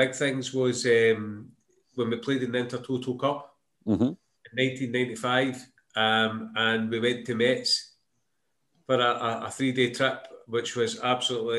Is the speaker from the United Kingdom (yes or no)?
yes; Glasgow, Scotland, United Kingdom; I think I was born in Maryhill